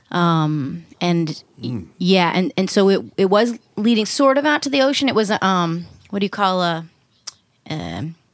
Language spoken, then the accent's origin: English; Virginia, United States; now in New York, United States; it is the Tidewater Peninsula. Is where cool is where I'm sort of from. At this point, I'm more from New York, but but yeah.